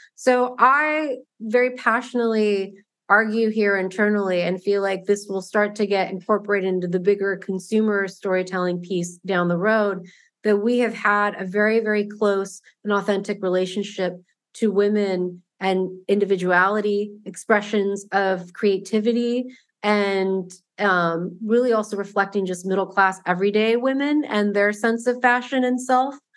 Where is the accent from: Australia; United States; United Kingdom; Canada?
United States; Southern California; I grew up in Southern California